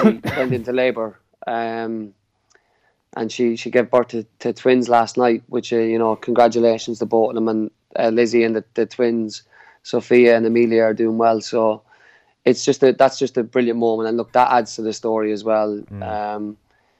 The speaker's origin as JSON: {"language": "English", "town": "Carlow", "region": "Leinster", "country": "Ireland", "also_born_or_lived": "Dublin, Ireland / Sligo, Ireland / Manchester, England / Grimsby, England", "moved": "as an adult", "lives_now": "Newport, United Kingdom", "said": "I'm from Carlow, a country fella."}